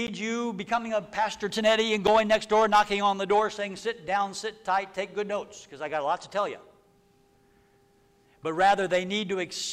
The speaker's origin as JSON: {"language": "English", "region": "Texas", "country": "United States", "said": "I was from Texas. Which I am."}